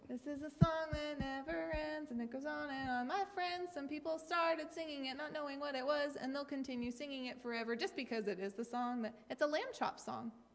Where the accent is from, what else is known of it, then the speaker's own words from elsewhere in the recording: Maine, United States; I am from Maine